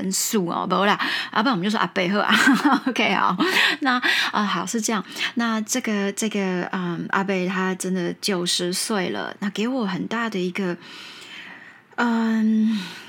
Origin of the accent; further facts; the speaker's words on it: Taiwan; first language Mandarin; 但是我可能真的在中英文。台语都是我的母语